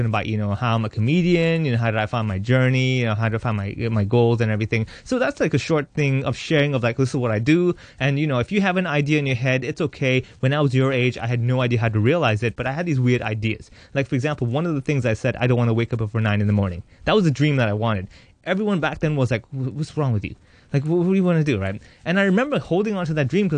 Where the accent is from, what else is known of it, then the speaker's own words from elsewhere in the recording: Hong Kong; I'm Indian, yes, but I was born and raised here. My habits are here. I'm third generation, practically.